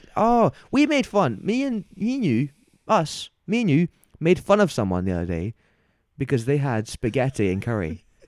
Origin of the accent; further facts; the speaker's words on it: Glasgow, Scotland, United Kingdom; I'm from Glasgow